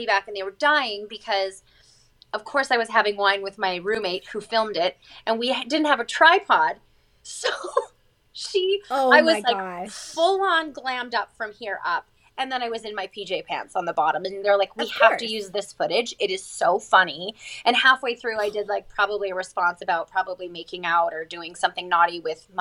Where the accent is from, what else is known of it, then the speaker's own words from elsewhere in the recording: Chicago, Illinois, United States; moved away as an adult; now in Calgary, Canada; I grew up in Chicago, like I said, and I was a child actress slash model